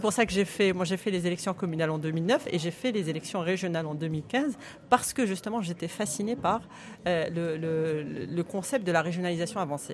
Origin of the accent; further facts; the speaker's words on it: Guelmim-Oued Noun, Morocco; J'appartiens à ma région natale